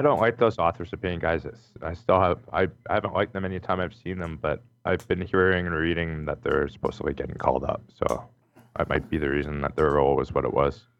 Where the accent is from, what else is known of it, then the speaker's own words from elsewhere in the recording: Calgary, Alberta, Canada; I'm from Calgary